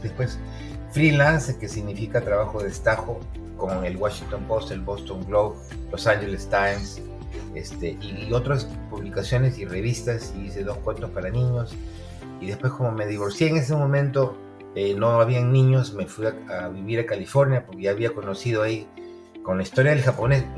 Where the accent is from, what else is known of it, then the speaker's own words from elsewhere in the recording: Peru; also born or lived in Arequipa; now in United States; como buen peruano